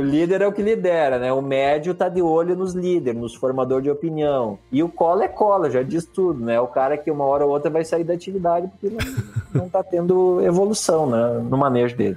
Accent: Vacaria, Rio Grande do Sul, Brazil; eu nasci aqui em Vacaria, Rio Grande do Sul

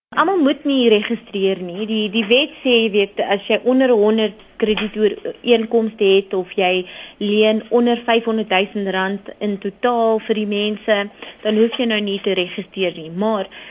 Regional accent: South Africa; As Suid-Afrikaners

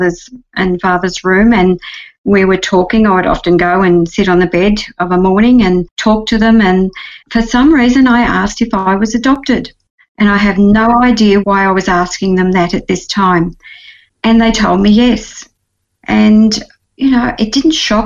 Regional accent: Gagari, country Victoria, Australia; now in Melbourne, Australia; I was 7 days old when I was taken home by my adoptive parents to a little town called Gagari in the country of Victoria

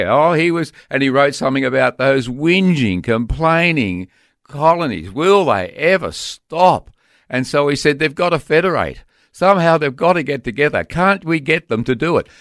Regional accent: Australia; we became Australian citizens. Or to put it another way, we joined the Aussie mob. This is our mob

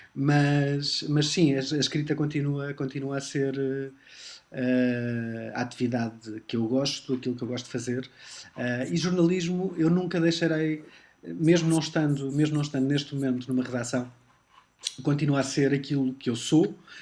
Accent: Lisbon, Portugal; eu nasci em Lisboa, uh, mas o meu pai é do Montijo e a minha mãe é de uma, de uma, de uma aldeia perto de Braga

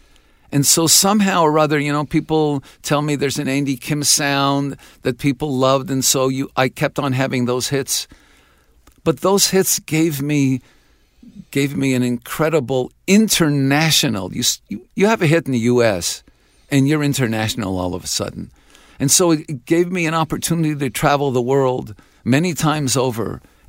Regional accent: Canada; I'm not only their son, but I'm a Canadian son.

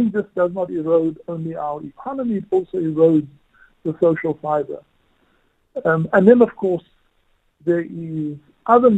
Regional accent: South Africa

